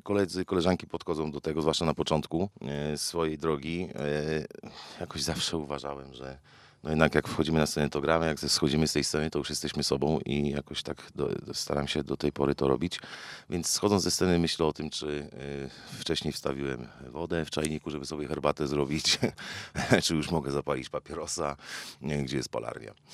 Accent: Wałbrzych, Lower Silesian Voivodeship, Poland; Jestem z Wałbrzycha, bardzo lubię to miasto

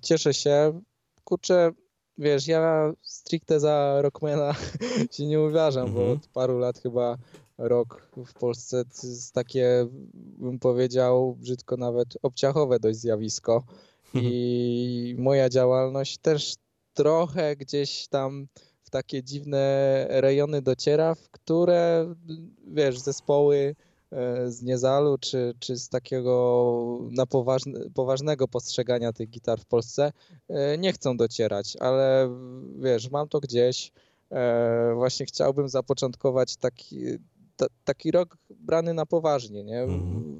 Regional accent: Skała, Lesser Poland, Poland; pochodzę spod krakowskiej ska skały, mamy 4000 mieszkańców

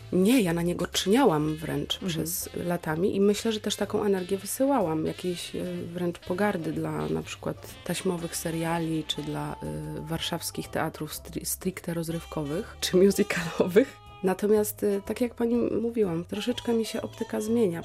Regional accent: Słupsk, Pomeranian Voivodeship, Poland; moved away as an adult; also born or lived in Elbląg; now in Wrocław, Poland; Urodziłam się w Elblągu. Moim miastem rodzinnym jest Słupsk, w którym spędziłam 18 lat życia, mieszkając z rodzicami

